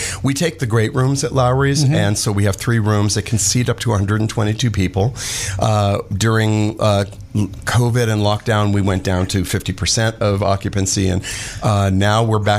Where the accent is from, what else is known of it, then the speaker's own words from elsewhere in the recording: Los Angeles, California, United States; Right around Pico and Beverly Drive. A place called Beverwill.